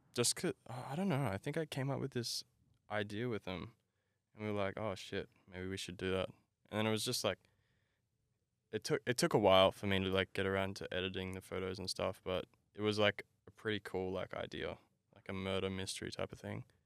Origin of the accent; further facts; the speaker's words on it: Brisbane, Queensland, Australia; I grew up in Brackenridge, uh, Brisbane